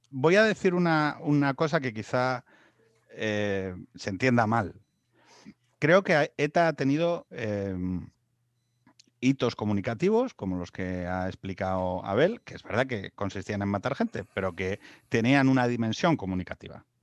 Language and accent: Spanish; Asturias, Spain; now in Madrid, Spain; como asturiano